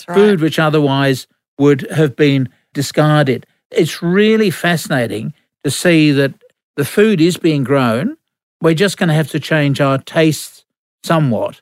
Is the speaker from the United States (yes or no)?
no; England, United Kingdom; now in Australia; When I was growing up in England